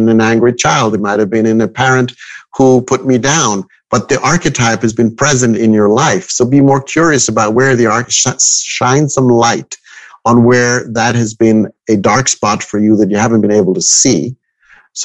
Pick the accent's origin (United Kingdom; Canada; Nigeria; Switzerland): Switzerland; Zurich; I was born and raised in Switzerland, in Zurich.